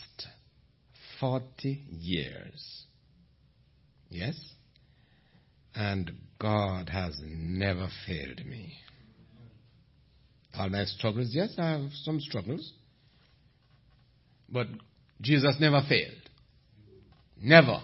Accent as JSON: {"language": "English", "country": "Jamaica", "said": "I'm from Jamaica, the land where Usain Bolt come from."}